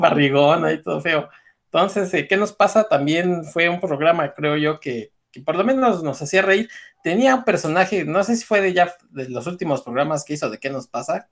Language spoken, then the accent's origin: Spanish; Mexico; cómo somos los mexicanos